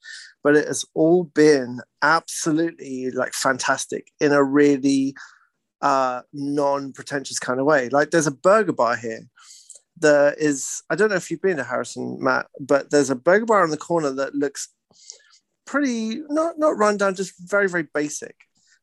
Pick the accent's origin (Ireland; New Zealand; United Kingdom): United Kingdom; now in British Columbia, Canada; I'm British.